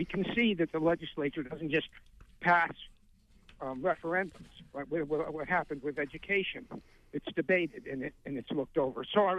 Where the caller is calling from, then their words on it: Belfast, Northern Ireland, United Kingdom; I'm from Belfast.